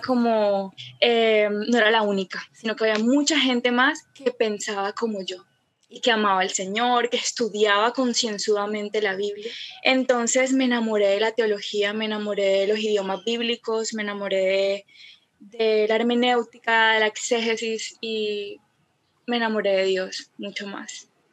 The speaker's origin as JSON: {"language": "Spanish", "town": "Cartagena", "region": "Bolívar", "country": "Colombia", "also_born_or_lived": "Medellín", "moved": "yes", "said": "yo soy de Cartagena"}